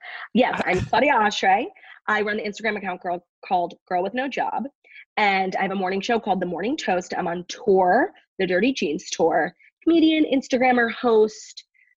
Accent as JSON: {"language": "English", "town": "New York City", "region": "New York", "country": "United States", "tie": "born or raised there", "said": "In New York, in the city. I went to college in the city, and now I live here. So I really never left."}